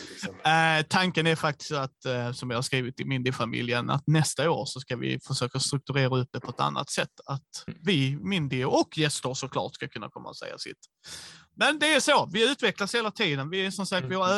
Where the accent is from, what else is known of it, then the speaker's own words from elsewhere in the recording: Skåne, Sweden; vi är skåningar